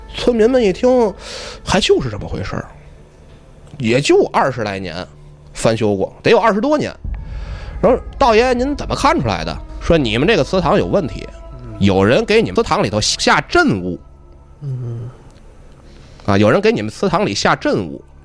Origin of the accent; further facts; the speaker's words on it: Tianjin, China; 我是天津人